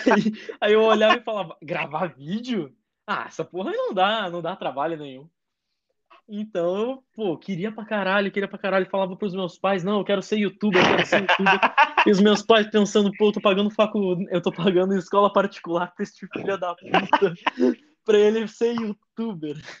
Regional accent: Rio Grande do Sul, Brazil; moved away as an adult; now in São Paulo, Brazil; cresci no Rio Grande do Sul

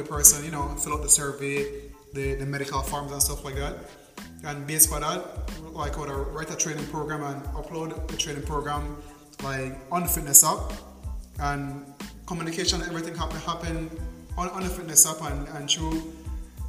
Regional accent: Punta Gorda, Toledo District, Belize; growing up in Belize

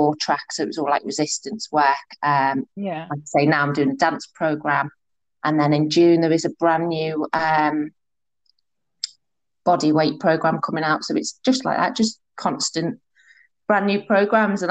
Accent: Liverpool, North West England, United Kingdom; I'm from Merseyside, so Liverpool.

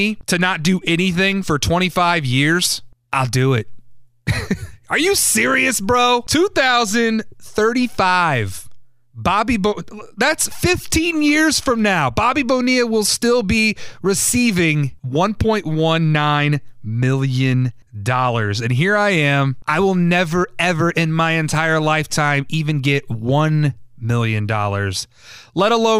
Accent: United States; I am proud to be an American

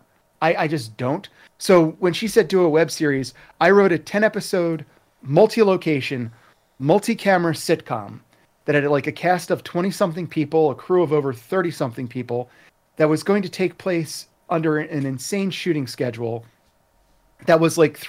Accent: Philadelphia, Pennsylvania, United States; I was from Philadelphia, so it's not exactly the center of the artistic universe

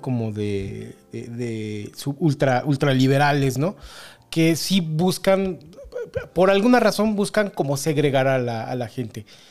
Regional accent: León, Guanajuato, Mexico; de aquí, de mi pueblito

